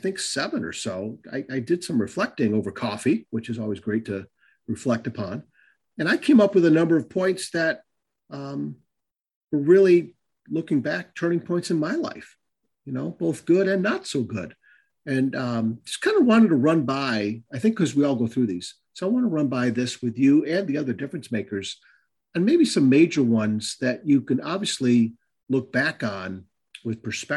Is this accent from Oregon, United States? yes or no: no; Northville, Michigan, United States; also born or lived in Westland, Michigan / Taylor, Michigan; my parents choosing to move to Northville, Michigan. I was born in Westland, Michigan. We lived there for a little bit. We lived in Taylor